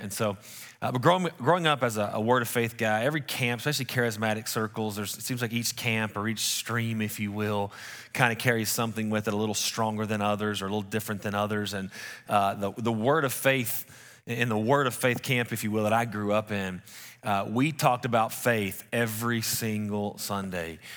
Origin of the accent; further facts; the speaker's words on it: West Texas, United States; we're from West Texas.